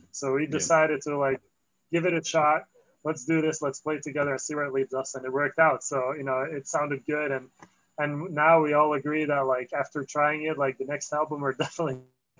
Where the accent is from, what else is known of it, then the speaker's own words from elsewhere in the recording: Antwerp, Flanders, Belgium; also born or lived in Paris, France / France; now in Los Angeles, United States; I grew up in Antwerp and then, you know, well, outside of Antwerp in a small town.